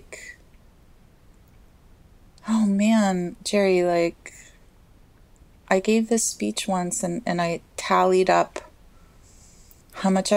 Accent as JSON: {"language": "English", "country": "Costa Rica", "tie": "born or raised there", "moved": "as an adult", "lives_now": "United States", "said": "I was born and raised in Costa Rica"}